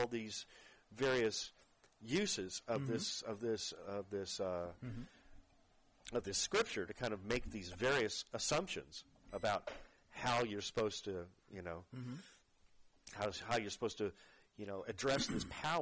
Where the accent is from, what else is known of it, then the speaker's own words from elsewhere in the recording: Fort Worth, Texas, United States; moved away; my hometown in Fort Worth